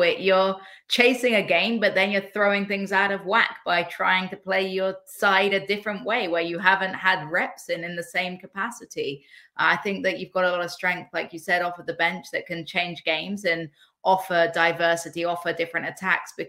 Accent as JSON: {"language": "English", "region": "England", "country": "United Kingdom", "said": "as an English woman"}